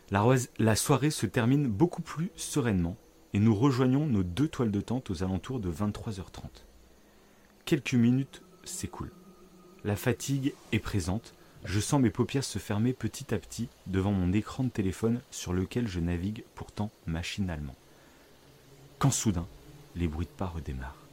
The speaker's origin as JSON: {"language": "French", "region": "south-west France", "country": "France", "said": "j'ai 33 ans et je suis originaire du sud-ouest de la France dans un petit village qui borde l'océan Atlantique."}